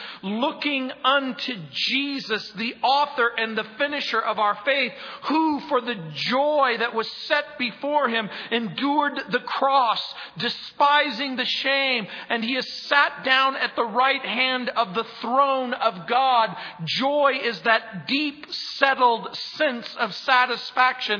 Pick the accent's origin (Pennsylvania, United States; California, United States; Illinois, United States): California, United States; Southern; moved away; I grew up in Southern California